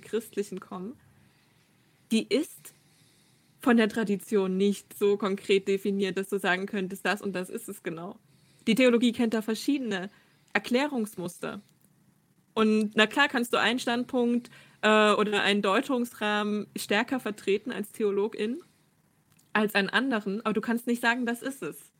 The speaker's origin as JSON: {"language": "German", "region": "southeastern Saxony", "country": "Germany", "tie": "born or raised there", "moved": "as an adult", "lives_now": "Halle, Germany", "said": "aufgewachsen in der Diaspora in Südostsachsen"}